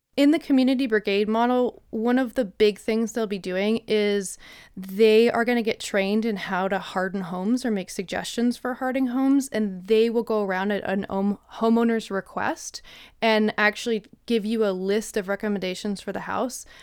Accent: Midwest, United States; now in Jackson, United States; I'm from the Midwest

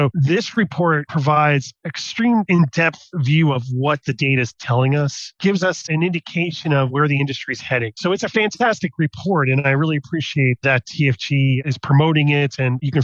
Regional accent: United States; moved away as an adult; now in Netherlands; I'm American, but I'm based in the Netherlands

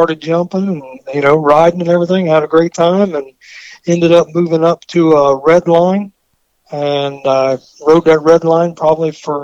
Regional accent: Pine Hills, Florida, United States; also born or lived in Tennessee; I was born in Tennessee, moved down here, lived in Pine Hills most of my life

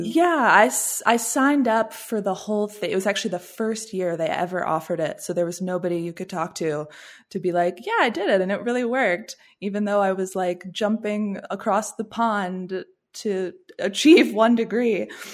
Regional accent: Washington, District of Columbia, United States; also born or lived in Williamsburg, Virginia / St Andrews, Scotland; I'm from the Washington, D C area

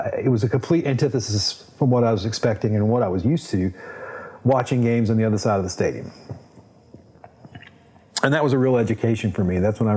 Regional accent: Baton Rouge, Louisiana, United States; growing up in Baton Rouge, going to the LSU football games with my grandfather

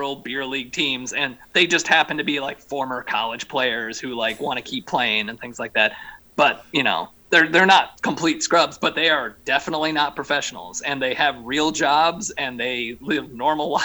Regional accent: Michigan, United States; my home state

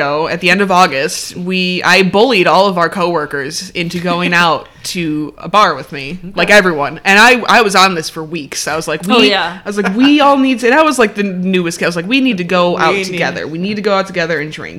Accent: Chicago, Illinois, United States; We're from Chicago.

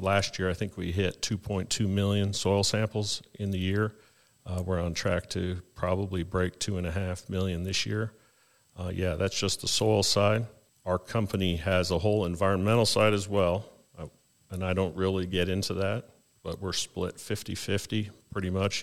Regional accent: Canada; moved away as an adult; now in North Carolina, United States; I hail from Canada

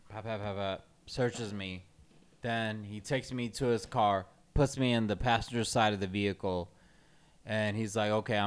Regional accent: Clarkston, Georgia, United States; growing up in Clarkson

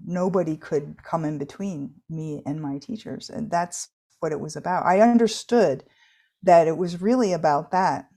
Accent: United States; I'm an American adult now

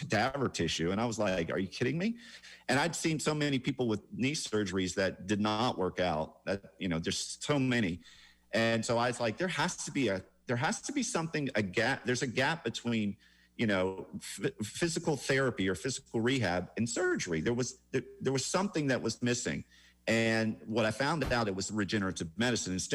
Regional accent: Atlanta, Georgia, United States; I'm from Atlanta, which actually is a very clean city compared to say Bangkok.

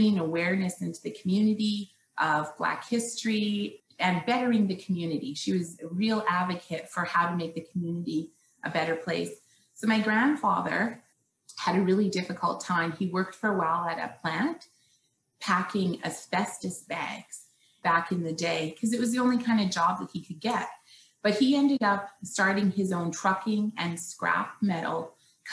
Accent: Canada; also born or lived in Western Canada; I was born in Canada, have lived, here my whole life, and now I live in Western Canada

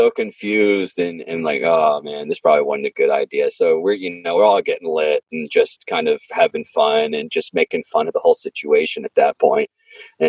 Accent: Franklin, Tennessee, United States; I'm from Franklin

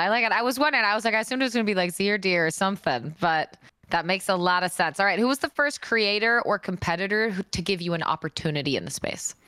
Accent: Seattle, Washington, United States; moved away; I flew back up to my hometown, Seattle

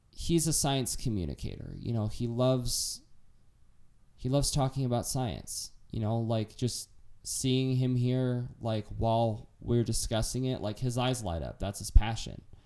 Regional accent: United States; as an American

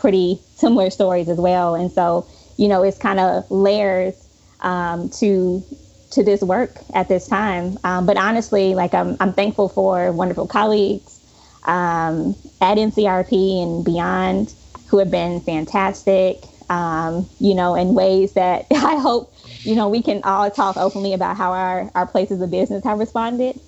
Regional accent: Chicago, Illinois, United States; moved away; Chicago, which again is my hometown.

